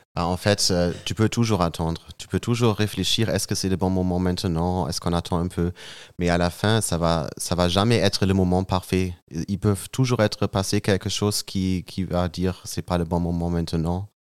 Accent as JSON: {"language": "French", "town": "Münster", "region": "North Rhine-Westphalia", "country": "Germany", "tie": "born or raised there", "second_language": "French", "moved": "as an adult", "lives_now": "Marseille, France", "said": "Je suis allemand. Je, je viens dans un petit village qui s'appelle Münster."}